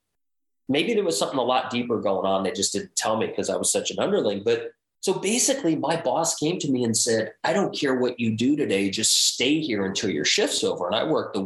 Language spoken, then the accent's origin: English; Los Angeles, California, United States; I grew up around Hollywood.